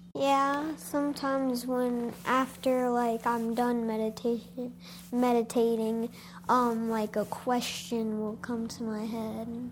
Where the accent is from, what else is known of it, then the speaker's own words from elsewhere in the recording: Michigan, United States; I'm from Michigan. I grew up here.